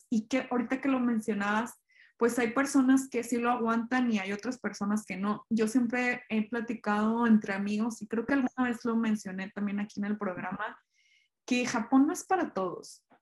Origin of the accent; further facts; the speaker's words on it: Mexico; Eso, esa, esa parte sí está muy parecida y como que a veces nos tiende como mexicanos a desesperar porque pues uno en el trabajo tuteas al jefe